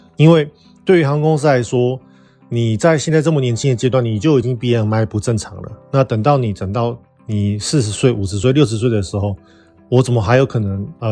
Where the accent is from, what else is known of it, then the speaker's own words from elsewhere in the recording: Taiwan; 我们是台湾的中华民国国民